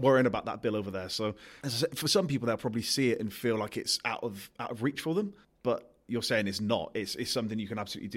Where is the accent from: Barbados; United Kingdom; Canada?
United Kingdom; Gloucester, South West England; I'm from Gloucester